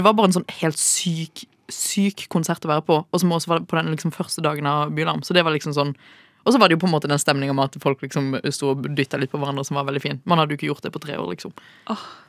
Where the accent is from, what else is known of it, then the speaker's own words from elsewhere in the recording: Kristiansand, Agder, Norway; moved away as an adult; now in Oslo, Norway; som dere hører, så er jeg jo fra Kristiansand